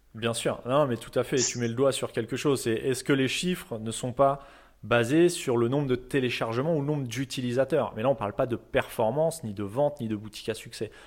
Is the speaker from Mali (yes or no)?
no; France; nous en tant que Français